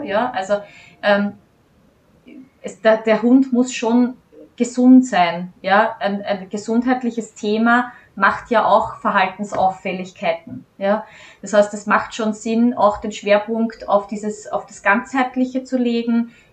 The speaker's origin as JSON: {"language": "German", "country": "Austria", "said": "ich als Hundefriseurin hier bei uns in Österreich ähm, eine von wenigen bin"}